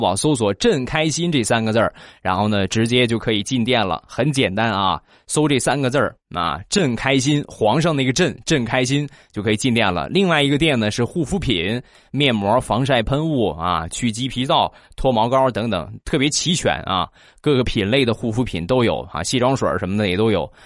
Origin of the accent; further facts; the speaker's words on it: Rizhao, Shandong, China; 咱们山东的日照，啊，也就是我的家乡